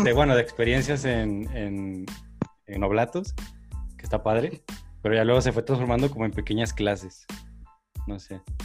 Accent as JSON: {"language": "Spanish", "town": "Atotonilco el Alto", "region": "Jalisco", "country": "Mexico", "tie": "born or raised there", "moved": "as an adult", "lives_now": "Guadalajara, Mexico", "said": "yo, soy foráneo, yo crecí en un pueblo, en Atotonilco"}